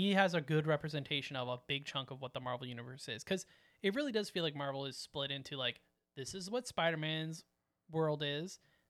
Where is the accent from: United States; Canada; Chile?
Canada; Sorry, we're Canadian.